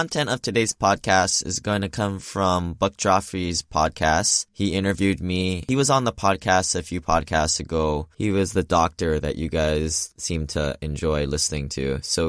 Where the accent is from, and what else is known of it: Hawaii, United States; born or raised there; moved away as an adult; now in Seattle, United States